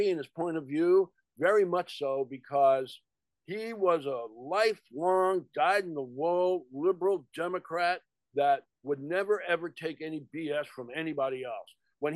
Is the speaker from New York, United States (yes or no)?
yes; New York, United States; not far from where I was born. It was shot in Coney Island